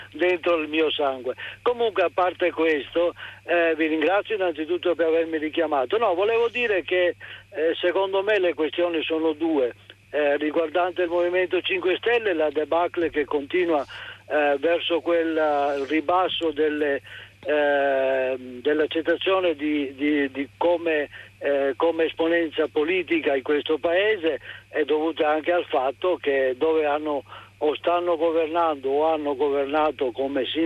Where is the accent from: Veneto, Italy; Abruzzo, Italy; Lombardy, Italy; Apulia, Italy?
Apulia, Italy; Bari; born there; also born or lived in Sicily; now in Campodarsego, Italy; Sì, sono, eh, sono un eh, residente qui a Campodarseco, in questa bellissima regione. Eh, sono nato a Bari, quindi però avevo un genitore che è eh, padovano doc.